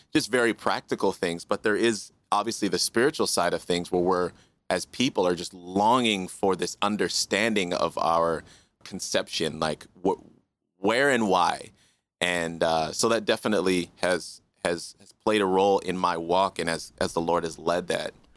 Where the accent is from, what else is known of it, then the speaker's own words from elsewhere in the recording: Canada; also born or lived in Kingston, Jamaica / Regina, Saskatchewan; My official coming to Canada was, I think I was just around a year